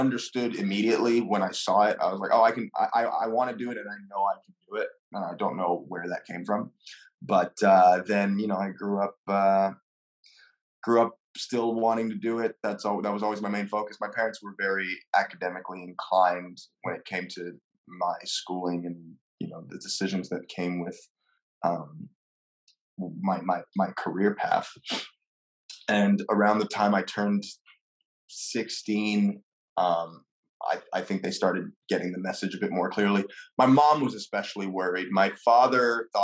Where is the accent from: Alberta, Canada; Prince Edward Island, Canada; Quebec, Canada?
Quebec, Canada; Montreal; first language French; English is a second language; I was born in Montreal